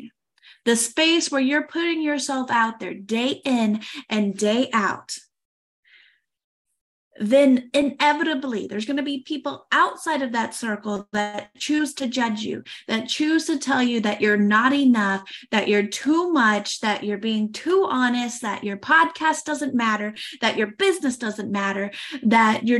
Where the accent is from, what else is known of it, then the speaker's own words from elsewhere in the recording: United States; moved away as an adult; now in France; I am an American